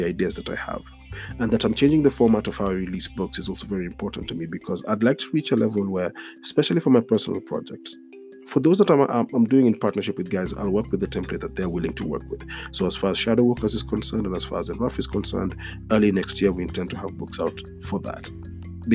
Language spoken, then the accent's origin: English; Nairobi, Kenya; this episode is a few blocks away from the road I grew up on. And I've said it on this podcast before. Growing up on Gong Road